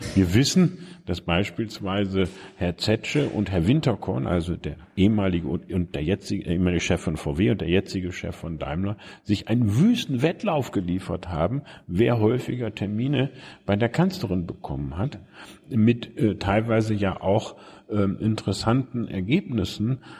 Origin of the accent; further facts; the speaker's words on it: Bremen, Germany; moved away as an adult; also born or lived in Göttingen; Da, wo ich heute Morgen hergekommen bin, nämlich in Bremen-Fegesack. Mhm ähm, im Norden von Bremen